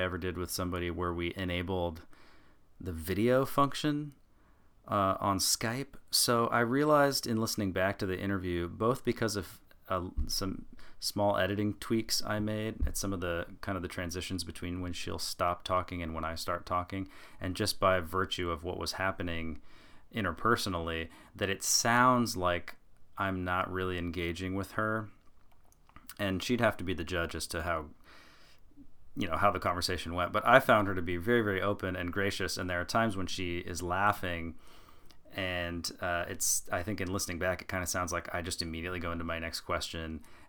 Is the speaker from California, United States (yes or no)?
no; Portland, Oregon, United States; here in my hometown of Portland, Oregon